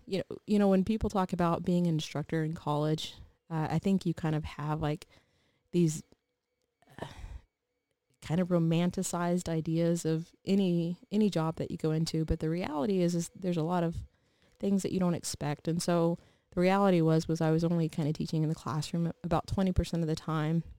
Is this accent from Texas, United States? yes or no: yes; Texas, United States; moved away as an adult; We were born and raised in Texas